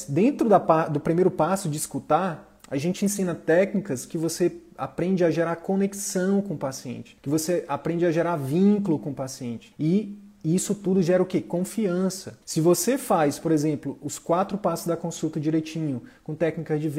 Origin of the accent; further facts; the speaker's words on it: Northeast Region, Brazil; Tenho uma, uma pegada mais humorística, sou nordestino e tal.